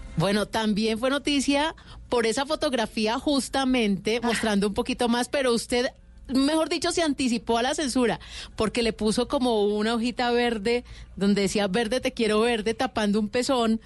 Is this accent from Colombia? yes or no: yes; Cali, Valle del Cauca, Colombia